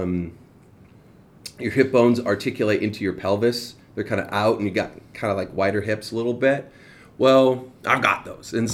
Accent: Escondido, California, United States; moved away as an adult; also born or lived in Arizona; I wasn't born in Southern California, but I grew up there. So from 11 to 2017, from 11 years old to 2017, I grew up in a town called Escondido

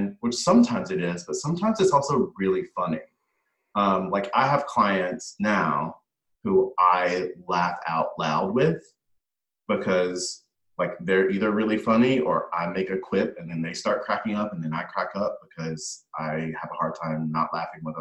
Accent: the South, United States; moved away; growing up in the South.

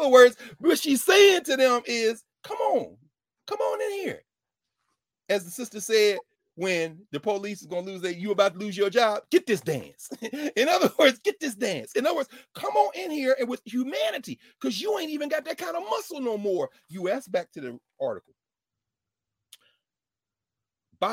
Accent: Mississippi, United States; You know, I'm from Mississippi.

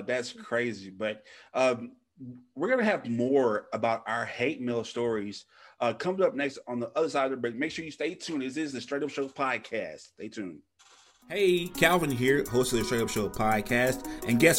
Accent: Louisiana, United States; where we're from Louisiana

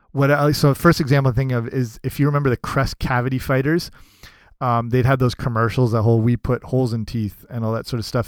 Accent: Canada; as a kid

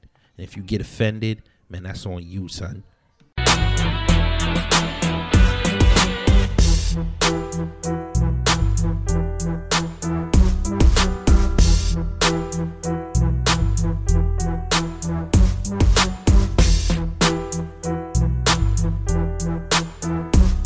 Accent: New York, United States; moved away; I'm from New York

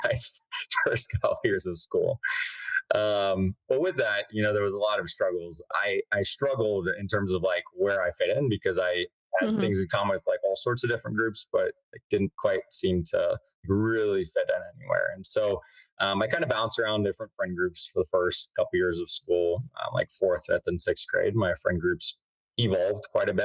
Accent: Whiteland, Indiana, United States; I grew up in Indianapolis, Indiana, in a little town called Whiteland, which is like 30 minutes south of Indy, a little corn country town

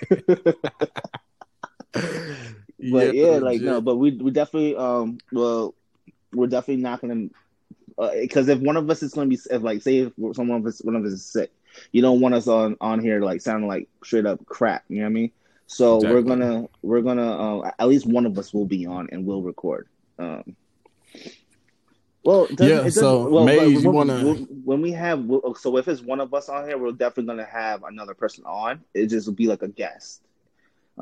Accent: New York City, New York, United States; now in Upstate New York, United States; Queens, New York. Currently upstate.

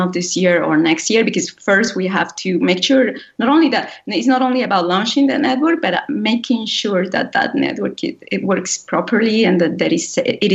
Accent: Colombia; moved away as an adult; also born or lived in Europe; I grew up in Colombia

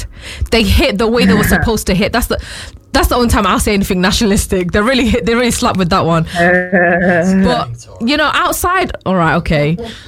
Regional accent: Manchester, North West England, United Kingdom; accent: Manchester Northern; I was born here. I was brought up here, you know, 20 minutes from where we're filming this right now. I've been here my whole life.

